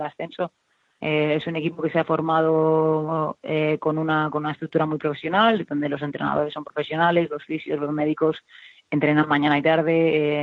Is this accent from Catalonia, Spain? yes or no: no; Valencia, Valencian Community, Spain; yo como valenciana tengo un orgullo increíble de que, de que mi ciudad vuelva a tener un equipo profesional